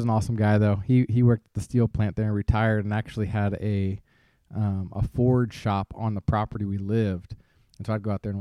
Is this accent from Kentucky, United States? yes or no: yes; Ashland, Kentucky, United States; I came from Ashland, Kentucky